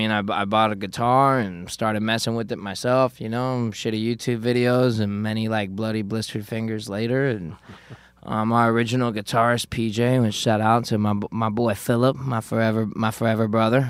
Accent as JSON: {"language": "English", "region": "South Florida", "country": "United States", "said": "I'm Cuban, for those of you that don't know. Although I have a bit of a 9/11 look to me, I am Cuban. I'm from South Florida."}